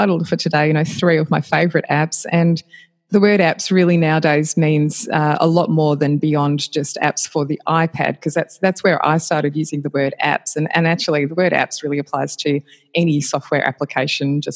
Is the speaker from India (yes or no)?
no; Australia; I'm Australian and based in Australia still